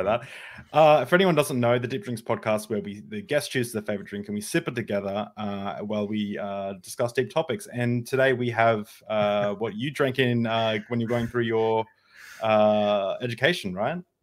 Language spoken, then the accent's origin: English; Australia; I'm an Australian